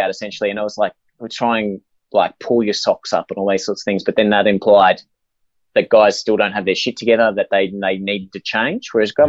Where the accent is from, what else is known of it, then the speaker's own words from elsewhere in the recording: Inverell, New South Wales, Australia; born there; Yeah, I was born in Inverell.